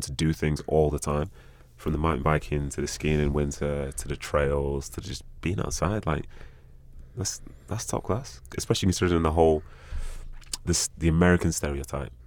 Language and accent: English; England, United Kingdom; moved away as an adult; also born or lived in Bolton; now in United States; I've lived most of my life over that, over in England